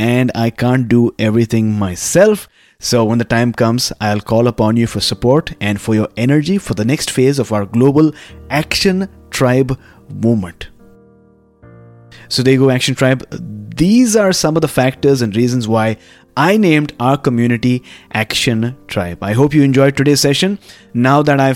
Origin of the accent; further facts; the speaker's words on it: Mumbai, Maharashtra, India; also born or lived in Pune; I came back to Mumbai, which is my hometown